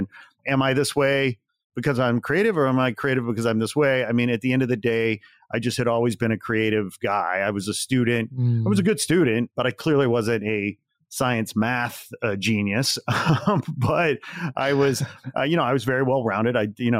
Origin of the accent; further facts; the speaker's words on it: Illinois, United States; And I grew up 40 miles outside Chicago.